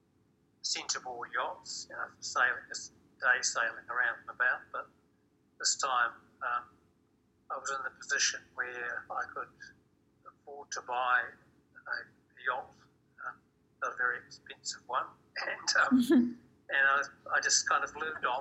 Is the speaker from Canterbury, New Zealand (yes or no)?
no; Hamilton, Waikato, New Zealand; also born or lived in Australia / Taranaki, New Zealand; now in Northland, New Zealand; I was brought up in Hamilton, which is a city to the south of here, and had all my schooling there